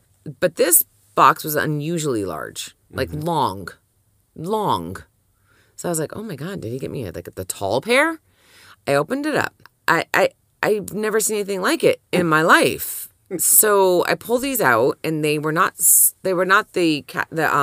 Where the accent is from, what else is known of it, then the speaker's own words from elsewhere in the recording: Canada; As a Canadian, that's kind of what we grew up with wearing